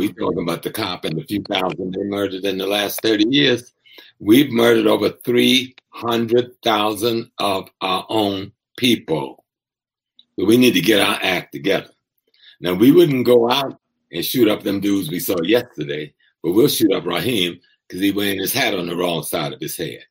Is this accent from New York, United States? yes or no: no; South Carolina, United States; since I'm a child from South Carolina